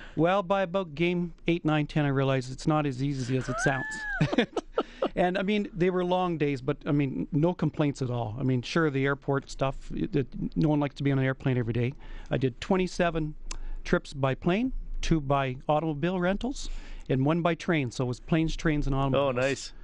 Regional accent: Edmonton, Alberta, Canada; I'm from Edmonton

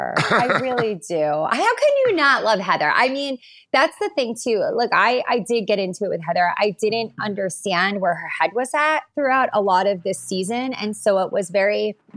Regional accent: Long Island, New York, United States; Like, I'm from Long Island. I grew up with like a bunch of my girlfriends.

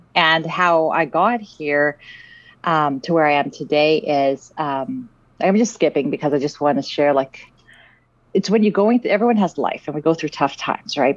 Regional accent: Vancouver, British Columbia, Canada; also born or lived in South Africa; I grew up in Vancouver, in Canada, and um, I'm originally from South Africa

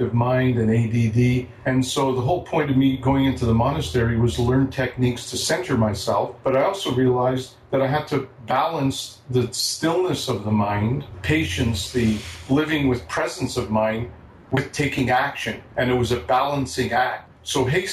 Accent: Montreal, Quebec, Canada; moved away; I'm originally from Montreal.

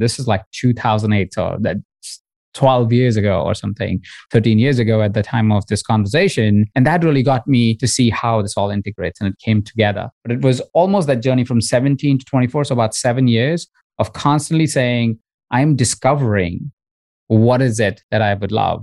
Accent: India; moved away; I grew up in India in a household of 23 other people

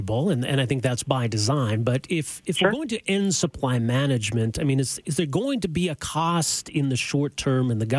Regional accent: Canada; we as Canadian consumers

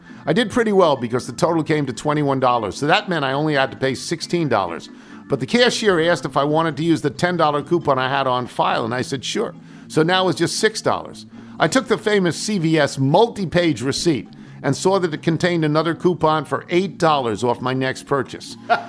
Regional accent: Baltimore, Maryland, United States; now in Dana Point, United States; retired in beautiful Dana Point, California, a beach town halfway between L.A. and San Diego, but I grew up in Baltimore.

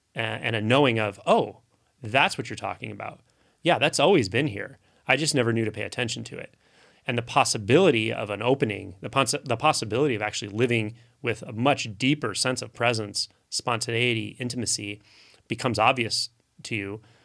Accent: United States; I grew up here in the United States

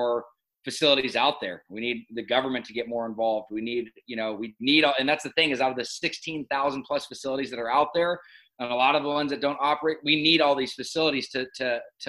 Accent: Laguna Beach, California, United States; also born or lived in Los Angeles, California; Born and raised in Newport at Hoag Hospital and then grew up in Laguna Beach, California

